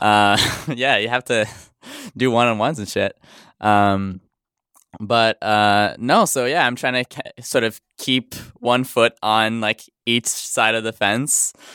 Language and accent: English; Montreal, Quebec, Canada; first language French; English is a second language; I'm from Montreal. Yeah, so my first language is French